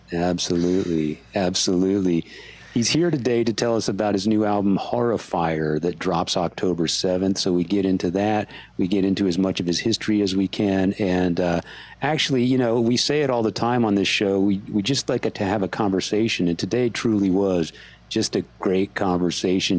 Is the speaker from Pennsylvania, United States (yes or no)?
no; San Antonio, Texas, United States; I grew up with him in San Antonio